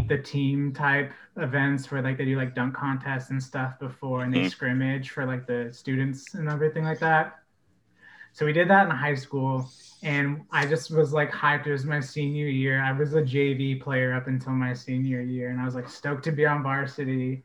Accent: Oregon, United States; also born or lived in Orlando, Florida; I was raised pretty much exclusively in Oregon. I moved around a lot my first 2 years, but my only memories are in Oregon

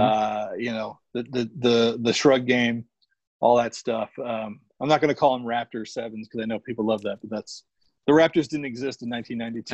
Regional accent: Phoenix, Arizona, United States; I grew up in the Phoenix area

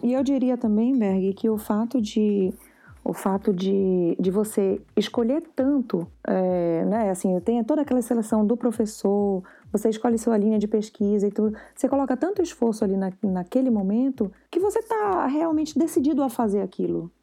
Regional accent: Brazil; moved away as an adult; now in Canada; eu sou brasileira

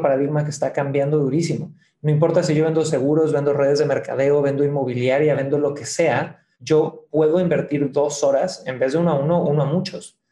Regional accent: Cancún, Quintana Roo, Mexico; moved away as an adult; now in Santiago, Chile; soy nacido en Cancún, mi padre es santiaguino de Chile, mi madre es de Ciudad de México

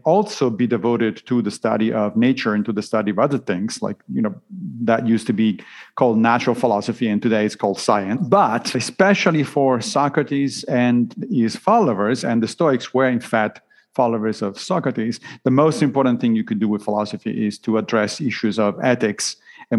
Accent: Italy; I grew up Roman Catholic, obviously, because I grew up in Italy

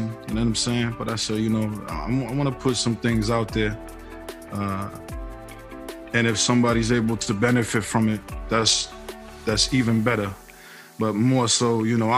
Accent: Boston, Massachusetts, United States; I was born 1980 in Boston, Mass

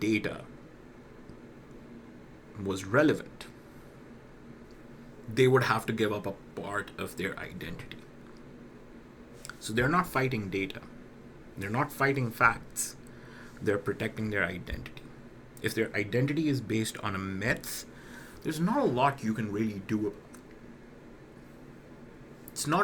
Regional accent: Pakistan; I'm from Pakistan

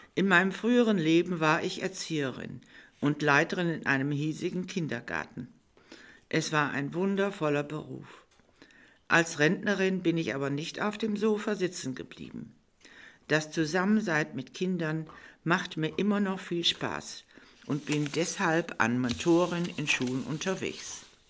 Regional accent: Vreden, North Rhine-Westphalia, Germany; Frieden, meine Heimatstadt

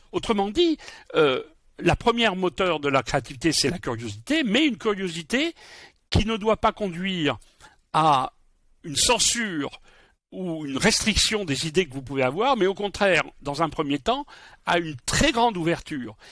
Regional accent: Bordeaux, Nouvelle-Aquitaine, France; Je suis bordelais

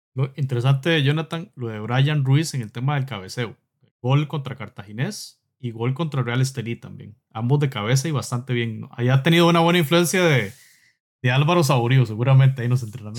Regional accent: Costa Rica; Somos, somos de Costa Rica y del Salvador, Pablo de Salvador, nosotros de Costa Rica

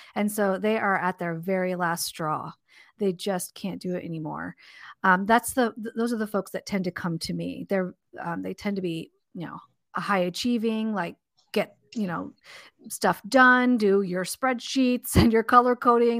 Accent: Southern California, United States; I grew up in Southern California.

